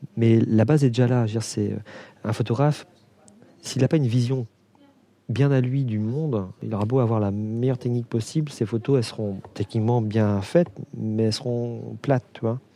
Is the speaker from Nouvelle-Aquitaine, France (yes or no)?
no; Brittany, France; moved away as an adult; now in Réunion, France; je suis originaire de Bretagne